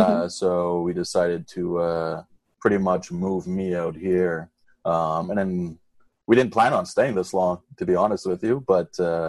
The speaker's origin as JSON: {"language": "English", "town": "Montreal", "region": "Quebec", "country": "Canada", "lives_now": "Davao, Philippines", "said": "Being like a Canadian, that's pretty much, it's easier for me. I'm not the big city type guy, so I prefer it out here."}